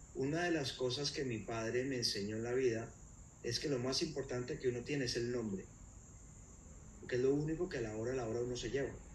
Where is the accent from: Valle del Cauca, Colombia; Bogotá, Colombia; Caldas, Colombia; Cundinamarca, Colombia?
Valle del Cauca, Colombia; Cali; yo soy originalmente de, Cali, eh, nací en Cali, crecí en Cali